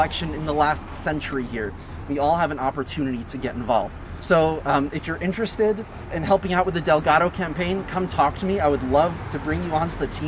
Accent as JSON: {"language": "English", "area": "Sullivan County", "region": "New York", "country": "United States", "tie": "born or raised there", "said": "I myself am born and raised in Sullivan County"}